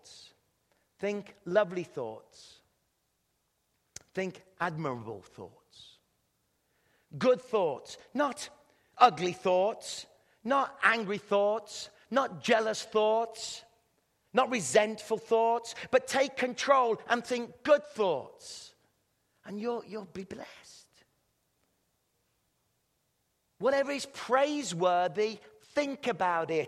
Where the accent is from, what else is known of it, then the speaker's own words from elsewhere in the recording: England, United Kingdom; accent: British English; moved away as an adult; now in Canada; I speak British English